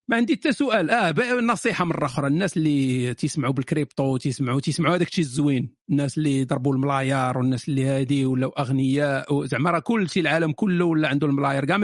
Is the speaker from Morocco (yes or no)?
yes; Morocco; now in France; انا مغربي من فرنسا او باريس